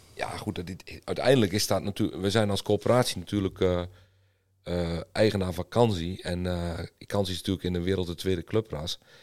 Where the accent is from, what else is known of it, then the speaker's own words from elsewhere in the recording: eastern Netherlands, Netherlands; ik kom uit het oosten van Nederland